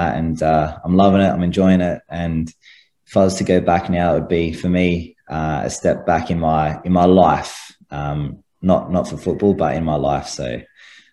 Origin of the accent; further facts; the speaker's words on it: Adelaide, South Australia, Australia; I'm from Adelaide